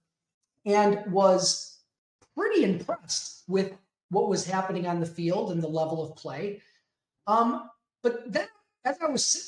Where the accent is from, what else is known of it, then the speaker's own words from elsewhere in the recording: Chicago, Illinois, United States; kind of born and raised in the Chicagoland area, will probably die in the Chicagoland area.